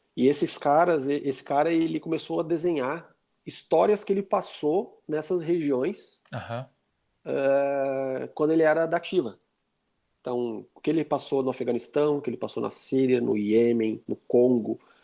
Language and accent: Portuguese; Brazil; sou é daqui do Brasil